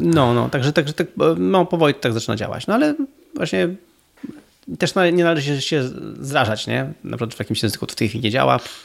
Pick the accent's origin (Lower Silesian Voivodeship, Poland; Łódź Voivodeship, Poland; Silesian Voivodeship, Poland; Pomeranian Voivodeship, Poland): Pomeranian Voivodeship, Poland; Gdynia; moved away as an adult; also born or lived in Warsaw / Spain; jestem w ogóle z Gdyni. To jest, jest moje rodzinne miasto